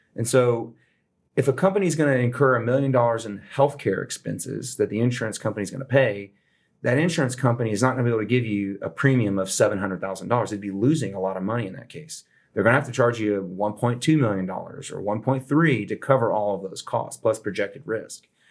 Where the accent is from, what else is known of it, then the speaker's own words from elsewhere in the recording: Houston, Texas, United States; moved away as an adult; I grew up in Southwest Houston